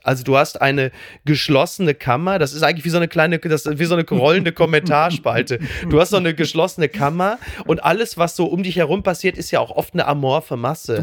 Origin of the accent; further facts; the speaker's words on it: Castrop-Rauxel, North Rhine-Westphalia, Germany; Also ich komme aus dem Ruhrgebiet, ich komme aus Kassel-Brauxel.